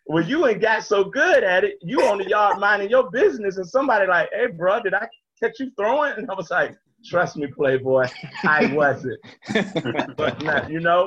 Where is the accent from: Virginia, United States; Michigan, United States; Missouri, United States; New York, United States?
Virginia, United States; Norfolk; I grew up in Norfolk